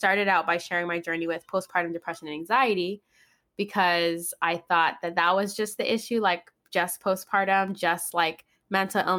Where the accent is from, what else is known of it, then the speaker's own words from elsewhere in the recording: Guam; now in Orange County, United States; I live in Orange County now, but I'm actually from Guam. I was born and raised in Guam.